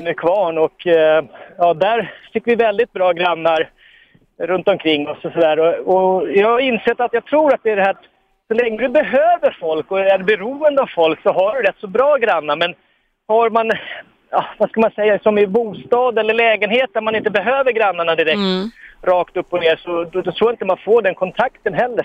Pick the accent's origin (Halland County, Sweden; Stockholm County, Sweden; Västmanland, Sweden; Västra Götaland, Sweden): Stockholm County, Sweden; Stockholm; jag är ju uppväxt ute i Hagsätra